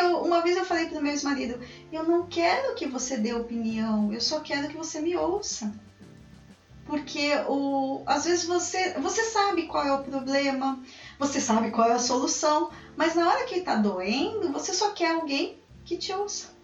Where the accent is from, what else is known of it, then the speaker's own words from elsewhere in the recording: São Paulo, Brazil; Como uma boa paulistana, eu adoro falar